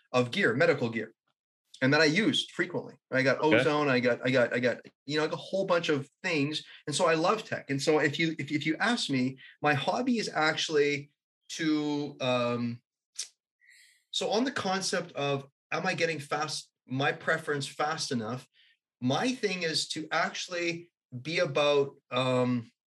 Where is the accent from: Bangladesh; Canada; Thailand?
Canada; I'm a Canadian